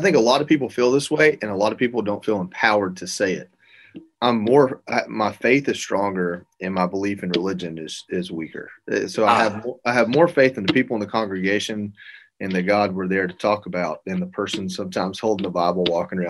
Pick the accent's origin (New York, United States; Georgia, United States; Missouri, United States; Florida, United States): Georgia, United States; I'm from Georgia